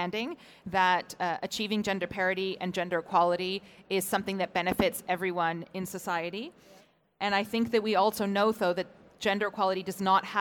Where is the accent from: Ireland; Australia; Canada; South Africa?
Canada; moved away as an adult; now in Iceland; As you probably hear from my accent, it's not the country that I was born and raised in. I'm from Canada originally